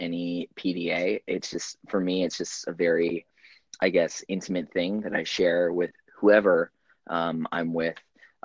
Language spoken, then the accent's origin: English; Dallas, Texas, United States; moved away as an adult; now in California Bay Area, United States; I grew up in Texas in parts of the Dallas metropolitan area, and lived in Central Texas for quite a while before I moved out here